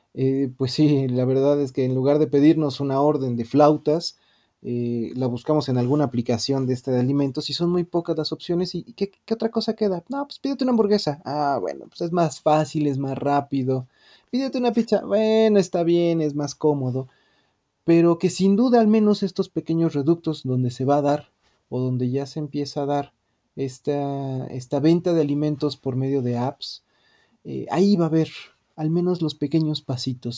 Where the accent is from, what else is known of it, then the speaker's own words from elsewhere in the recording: Mexico; como mexicanas, como mexicanos